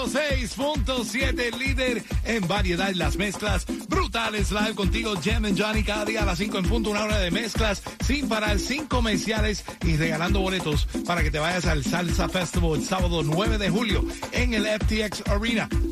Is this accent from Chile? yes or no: no; Cuba; now in United States; Nosotros somos cubichis